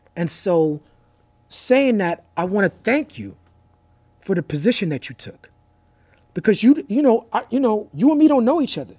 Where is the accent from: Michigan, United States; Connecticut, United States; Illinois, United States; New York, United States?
New York, United States; New York City; I grew up in New York City, raised by educators